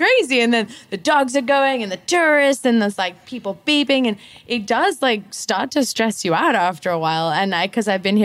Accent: Zambia; moved away as an adult; also born or lived in United Kingdom / Australia; now in Canggu, Indonesia; I was raised in Zambia. The childhood there was amazing

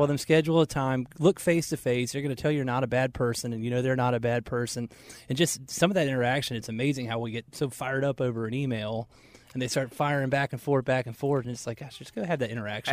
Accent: Marietta, Georgia, United States; now in Charlotte, United States; We grew up in Marietta, Georgia

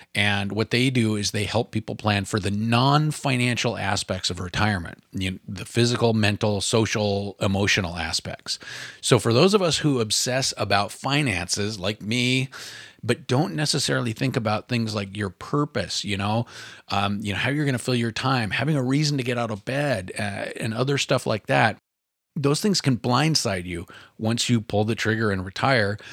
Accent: Oregon, United States; my home state of Oregon

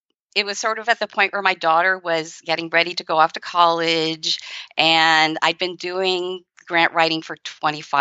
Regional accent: San Francisco, California, United States; I grew up in San Francisco

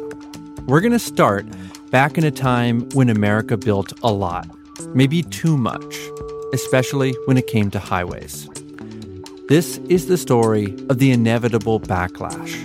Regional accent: Massachusetts, United States; born or raised there

